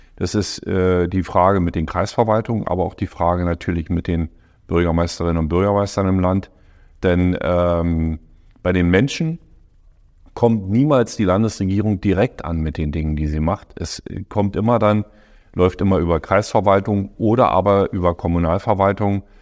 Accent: Forst, Brandenburg, Germany; also born or lived in Lower Bavaria; in meiner Heimatstadt in Forst damals

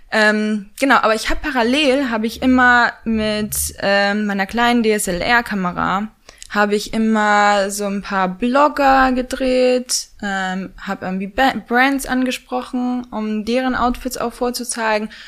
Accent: Pomeranian Voivodeship, Poland; moved away as an adult; also born or lived in Hamburg, Germany / London, United Kingdom; now in Berlin, Germany; bin dann mit neun, sind äh, meine Mutter und ich nach Polen gezogen

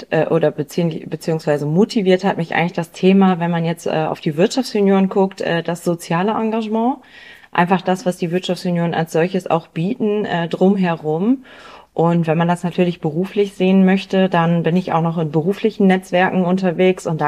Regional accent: Bremen, Germany; Ich komme ähm, aus Bremen

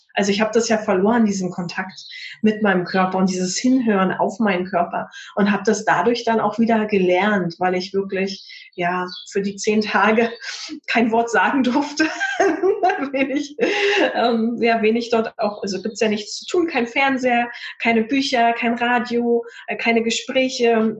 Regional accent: Potsdam, Brandenburg, Germany; in Potsdam, in meiner Heimatstadt

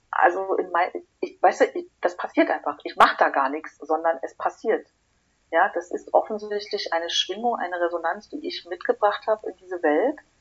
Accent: Berlin, Germany; ich bin gebürtige Berlinerin

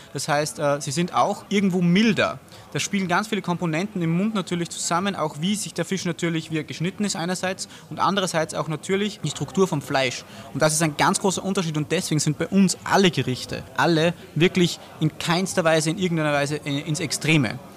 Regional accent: Austria; Wir kommen natürlich äh, aus Österreich

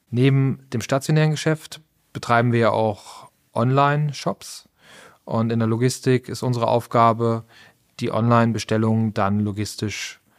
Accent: Essen, North Rhine-Westphalia, Germany; born there; Ich bin gebürtiger Essener

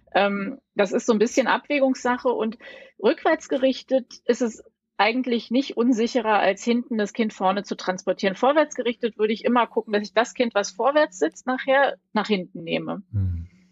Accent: Berlin, Germany; ich komme aus Berlin

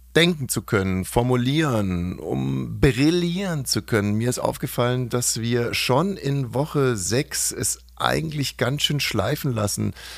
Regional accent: Ammersee, Bavaria, Germany; in meiner Heimat war, am Ammersee

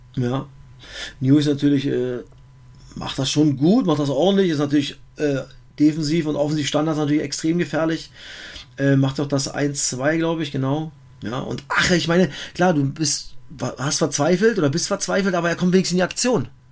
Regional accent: Germany; bei uns in Deutschland

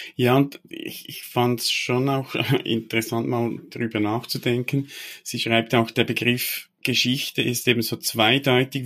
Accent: Switzerland; also born or lived in Biel; als Schweizer oder Teil der, der Schweizer Kultur

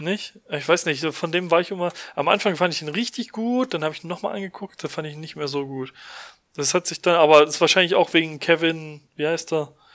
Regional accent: Germany; bei uns in Deutschland

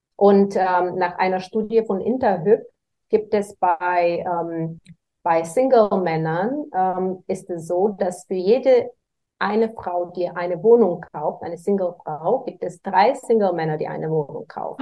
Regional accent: Varna, Varna Province, Bulgaria; moved away as an adult; also born or lived in United States; now in Germany; in schwierigen wirtschaftlichen Verhältnissen aufgewachsen bin. In Bulgarien, ich komme aus Bulgarien, ähm, aus Varna am Schwarzen Meer.

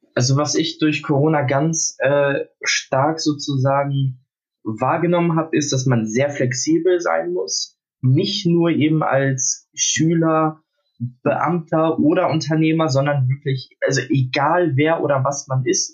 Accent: Hamburg, Germany; ich bin aus Hamburg, äh, 17, bin gerade mitten in der Abiturphase

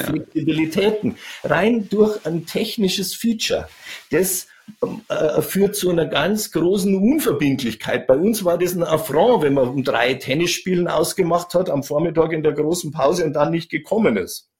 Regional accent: Chiemgau, Upper Bavaria, Germany; ich bin im Chiemgau groß geworden, also in Oberbayern.

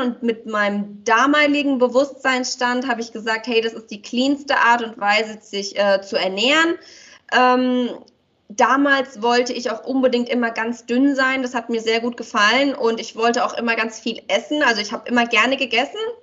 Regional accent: Romania; moved away; wir kommen ja aus Rumänien

